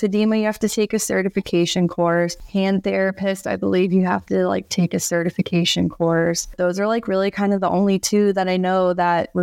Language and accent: English; Florida, United States; I grew up in Florida